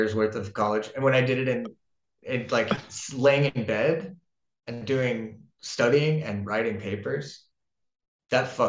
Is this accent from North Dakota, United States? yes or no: no; Florida, United States; now in Denmark; I'm from Florida.